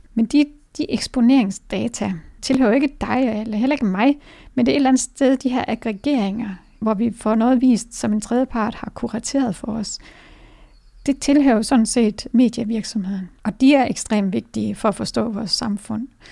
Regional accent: Denmark; som danskere

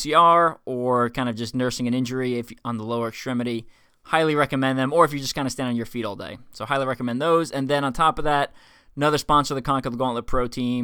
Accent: Long Island, New York, United States; now in Kansas City, United States; I'm from Long Island.

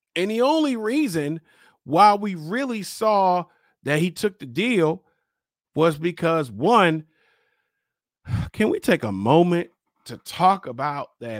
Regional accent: Baltimore, Maryland, United States; I'm from Baltimore. I live in Baltimore

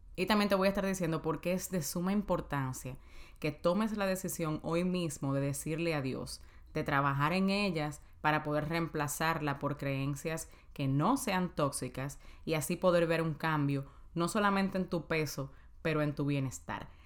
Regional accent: Dominican Republic; en mi país, en Santo Domingo

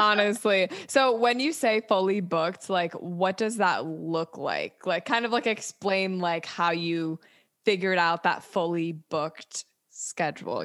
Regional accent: Michigan, United States; moved away; also born or lived in New York; I'm from Michigan, but I lived in New York for like five years

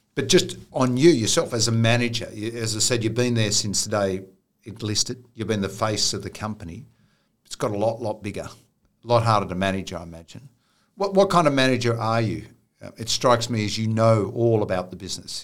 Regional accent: Riverina, New South Wales, Australia; I grew up in the Riverina with a lot of Italian families.

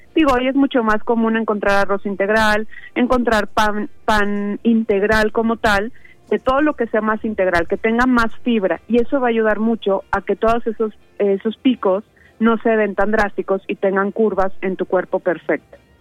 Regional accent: Mexico; como mexicanos sabemos que el jitomate, la cebolla, este, la espinaca es como más común comerla durante un desayuno

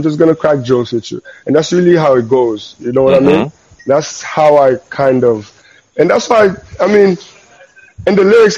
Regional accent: Haiti; I'm Haitian

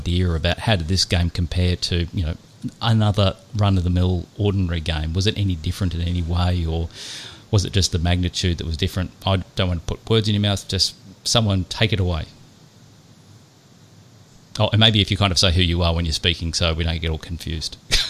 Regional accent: New York, United States; Like, I actually lost my home state.

